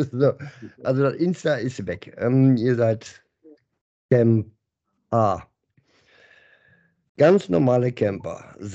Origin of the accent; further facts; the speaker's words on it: Bochum, North Rhine-Westphalia, Germany; bin ein Bochumer durch und durch, das stimmt schon.